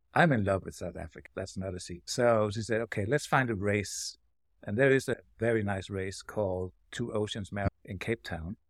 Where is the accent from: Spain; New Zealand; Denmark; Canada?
Denmark; now in Silver City, United States; I'm from Denmark, across the pond